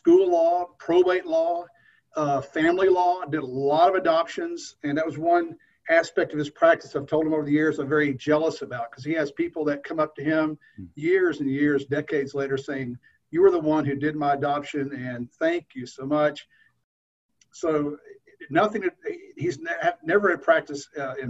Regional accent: Texas, United States; moved away as an adult; also born or lived in Chattanooga, Tennessee / California; I'm a Texan by birth

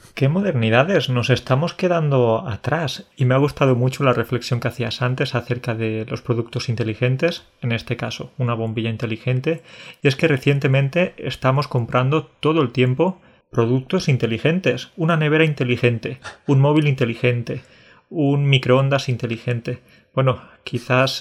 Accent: Andalusia, Spain; also born or lived in Catalonia; soy mitad catalán, mitad andaluz, ¿sí? Porque nací en Cataluña, pero he vivido la mayor parte de mi vida en Andalucía

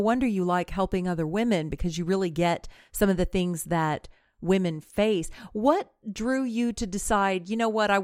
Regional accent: United States; a woman growing up in the United States

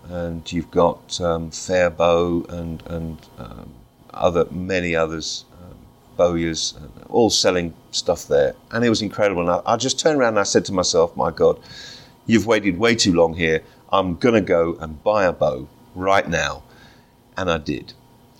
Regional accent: London, United Kingdom; moved away as an adult; now in Stoke-on-Trent, United Kingdom; I was born and raised in Wimbledon, London.

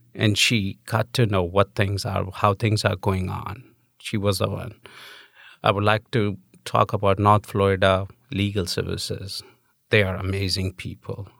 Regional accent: New Delhi, Delhi, India; moved away as an adult; now in United States; I'm an immigrant. I'm from India.

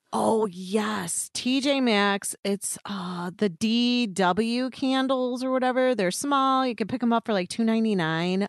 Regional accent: Illinois, United States; I'm from Illinois

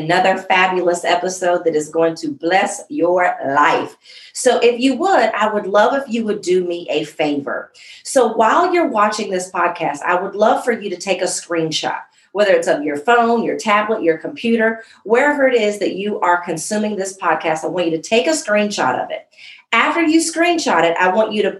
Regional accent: Jacksonville, Illinois, United States; I was born in Jacksonville, Illinois

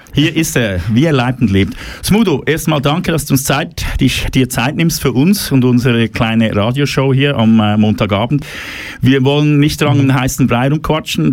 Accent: Switzerland; bei uns in der Schweiz

